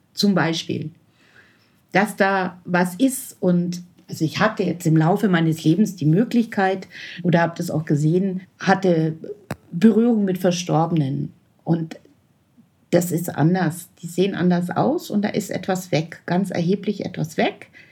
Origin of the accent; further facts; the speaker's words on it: Nördlingen, Bavaria, Germany; im Altenheim in Nördlingen, wo ich herkomme